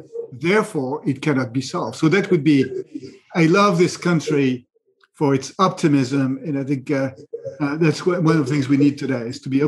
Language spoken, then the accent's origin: English; Lorraine, Grand Est, France; English is a second language; moved away as an adult; now in United States; I grew up in Lorraine in eastern France, not far from the German border